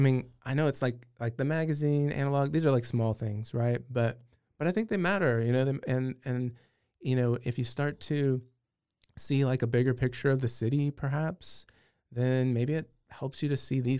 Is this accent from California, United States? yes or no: yes; California, United States; I will tell you I'm originally from California.